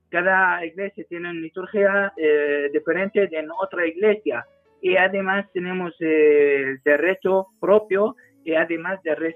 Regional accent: Spain; born there; yo creo que nací aquí

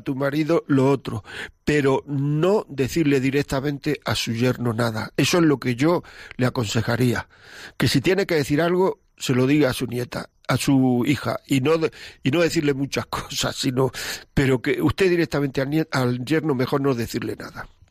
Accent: Granada, Andalusia, Spain; moved away; de Granada, de mi tierra

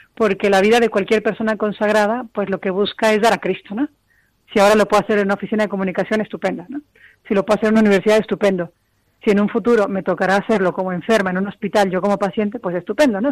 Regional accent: Mexico; moved away as an adult; also born or lived in Cozumel, Mexico; now in Spain; soy mexicana y llevo en España cinco años

